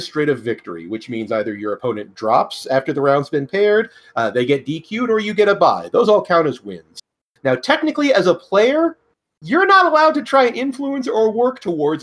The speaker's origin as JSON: {"language": "English", "region": "Northern California", "country": "United States", "tie": "born or raised there", "said": "I grew up in Northern California, the woods, the hillbilly country"}